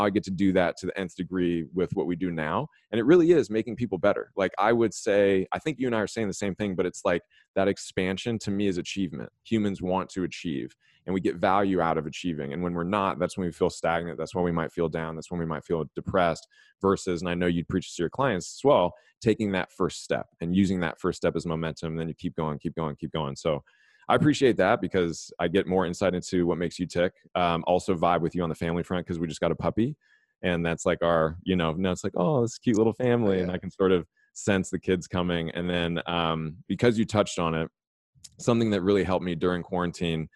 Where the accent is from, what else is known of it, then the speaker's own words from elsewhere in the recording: Los Angeles, California, United States; I grew up in Los Angeles.